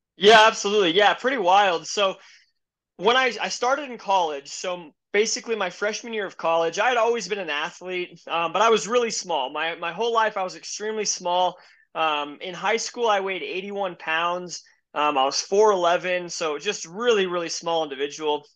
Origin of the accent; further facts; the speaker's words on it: Denver, Colorado, United States; I grew up in Denver, Colorado, um, born and raised here